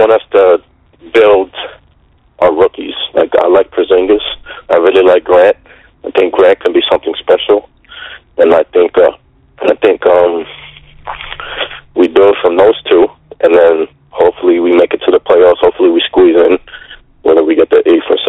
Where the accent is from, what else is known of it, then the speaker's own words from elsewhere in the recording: Hudson Valley, New York, United States; I'm New York. I'm from the Hudson Valley area.